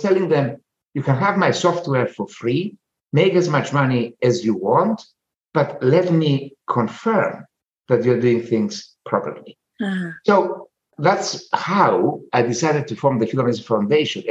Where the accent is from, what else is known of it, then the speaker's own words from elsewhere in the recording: Cyprus; I'm a peasant from Cyprus. I'm a proud peasant from Cyprus